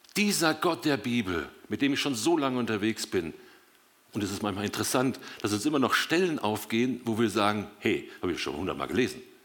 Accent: Dortmund, North Rhine-Westphalia, Germany; now in Biberach, Germany; gebürtig komme ich aus Dortmund und wohne seit 40 Jahren mit meiner Frau zusammen in Biberach, Baden

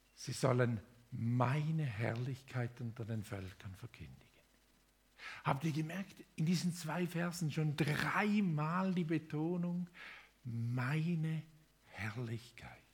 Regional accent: Thurgau, Switzerland; moved away as an adult; also born or lived in Indonesia; Ich bin im Thurgau aufgewachsen, zehn Kilometer südlich von Konstanz

